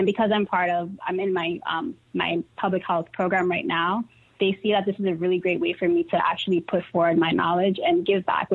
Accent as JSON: {"language": "English", "town": "New York City", "region": "New York", "country": "United States", "tie": "born or raised there", "said": "I grew up in Harlem"}